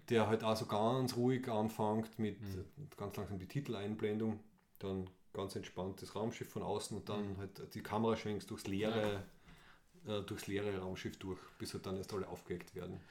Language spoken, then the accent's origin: German; Austria; als Österreicher und Österreicherinnen